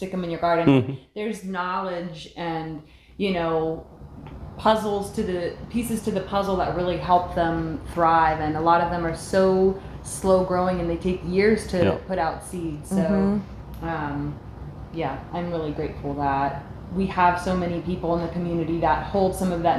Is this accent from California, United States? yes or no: no; Washington, District of Columbia, United States; now in Ohio, United States; I grew up in D.C.